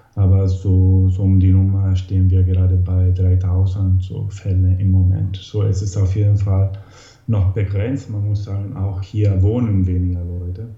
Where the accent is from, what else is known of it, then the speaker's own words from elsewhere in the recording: Italy; moved away; also born or lived in Hamburg, Germany; bin ursprünglich aus Italien damals gekommen und bin dann wieder zurückgekommen